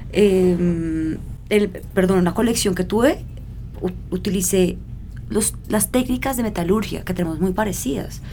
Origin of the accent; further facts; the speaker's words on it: Colombia; moved away as an adult; also born or lived in Milan, Italy; yo crecí en Colombia, eh, lejos de mi padre, lejos de Pakistán